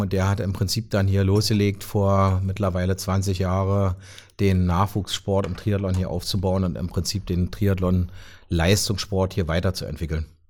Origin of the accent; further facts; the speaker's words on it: Brandenburg an der Havel, Brandenburg, Germany; also born or lived in Magdeburg; now in Potsdam, Germany; komme ja ursprünglich aus Brandenburg Stadt